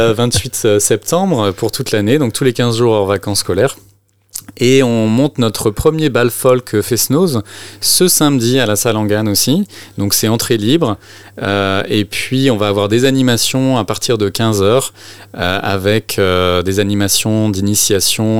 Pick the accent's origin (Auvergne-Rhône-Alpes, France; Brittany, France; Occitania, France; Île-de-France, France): Brittany, France; je suis breton, mais euh, on est deux bretons en fait dans l'association